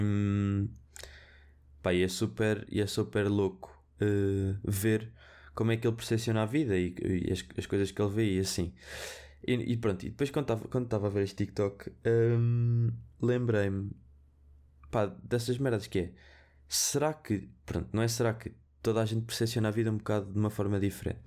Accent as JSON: {"language": "Portuguese", "town": "Viseu", "region": "Centro", "country": "Portugal", "said": "Porque eu sou de Viseu, eu digo vermelho, fino"}